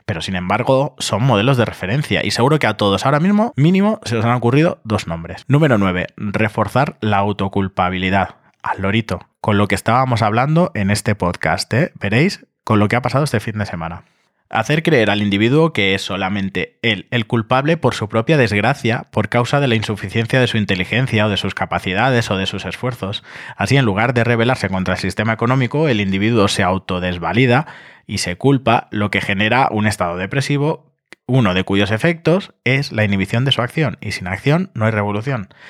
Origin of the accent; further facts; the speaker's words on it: Barcelona, Catalonia, Spain; yo vengo de Barcelona